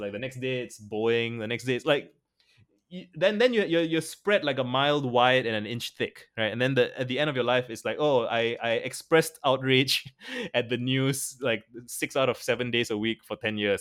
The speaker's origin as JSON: {"language": "English", "country": "Singapore", "said": "I'm a Singaporean, Asian"}